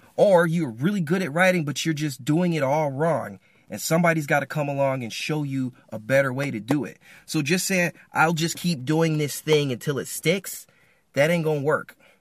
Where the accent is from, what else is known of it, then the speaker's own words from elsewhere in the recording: Michigan, United States; I'm from Michigan